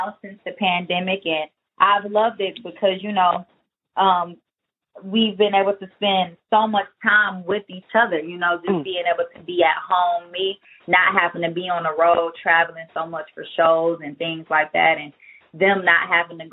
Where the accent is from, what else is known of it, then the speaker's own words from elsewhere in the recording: Detroit, Michigan, United States; we're both from Detroit